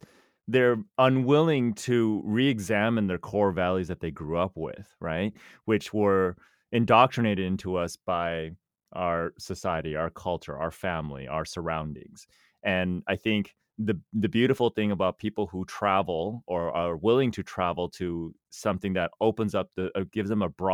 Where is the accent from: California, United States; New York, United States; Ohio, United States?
California, United States; Cupertino; also born or lived in Los Angeles; I grew up in Cupertino, which is it's not exactly a small town